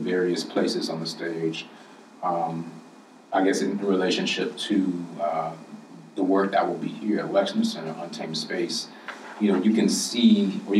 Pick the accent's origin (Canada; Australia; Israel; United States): United States; Chicago, Illinois; growing up in the South Side of Chicago